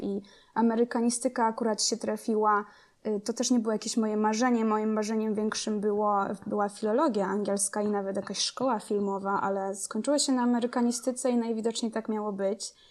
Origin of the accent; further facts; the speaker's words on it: Rzeszów, Subcarpathian Voivodeship, Poland; moved away as an adult; also born or lived in Kraków; now in United States; jestem z, z Rzeszowa. Ym, wychowałam się Tam